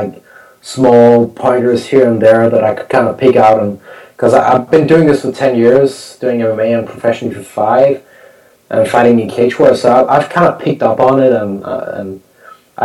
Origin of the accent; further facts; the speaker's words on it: Copenhagen, Capital Region of Denmark, Denmark; my hometown in front of my, you know, in front of my Danish fans